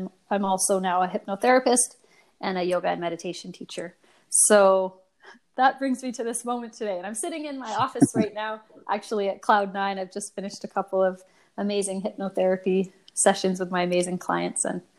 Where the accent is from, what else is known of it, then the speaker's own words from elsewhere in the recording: Victoria, British Columbia, Canada; I've been in the Valley here for 20 years. I'm from Victoria originally, moved around quite a bit, but ended up here and fell in love with this beautiful Valley